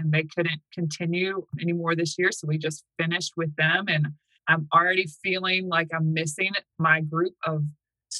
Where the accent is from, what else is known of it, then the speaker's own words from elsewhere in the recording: the South, United States; moved away as an adult; now in Manheim, United States; I'm from the South